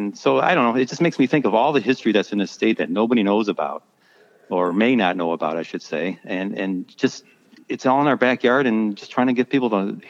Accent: Broadview Heights, Ohio, United States; I'm from Broadview Heights, about 10 miles south of Cleveland.

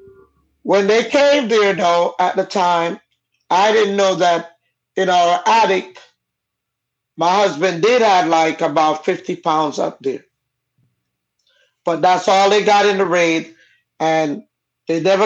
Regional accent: Jamaica; accent: Jamaican; first language Jamaican Patois; also born or lived in California; I come from a Caribbean family, and my parents are both Jamaican. That's why the accent. My first language I learned to speak was Jamaican

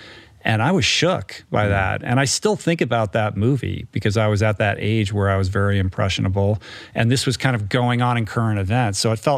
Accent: Washington, District of Columbia, United States; I'm old enough to have lived through a significant portion of the Cold War as a kid growing up in Washington, D.C., where basically politics is all anybody talks about.

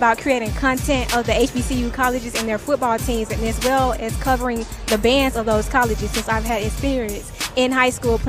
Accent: Houston, Texas, United States; now in Fitzpatrick, United States; I am from Houston, Texas, but I reside in Fitzpatrick, Alabama.

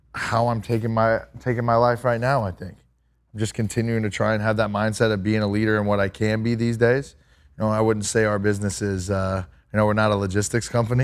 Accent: Kerrville, Texas, United States; I grew up in Kerrville

